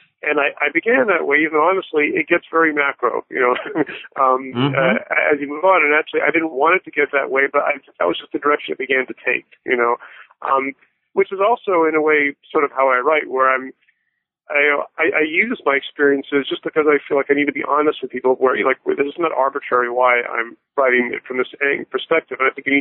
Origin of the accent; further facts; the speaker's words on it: Florida, United States; also born or lived in Toronto, Canada / England / Bahamas; My family moved all over the place when I was young. I was born in Toronto and moved to England and Bahamas, and I grew up in South Florida. I'm the sort of person who doesn't have a real hometown per se